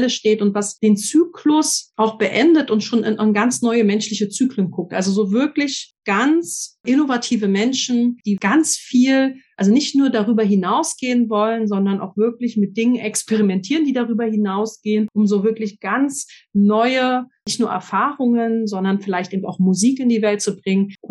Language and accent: German; Berlin, Germany; ich bin in Berlin groß geworden, mit 14 schon ziemlich viel gesehen und ausprobiert.